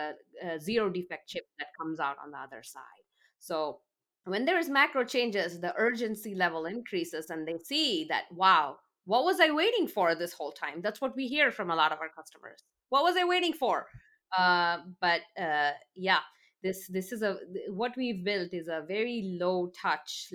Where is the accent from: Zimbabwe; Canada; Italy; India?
India; moved away; I grew up in India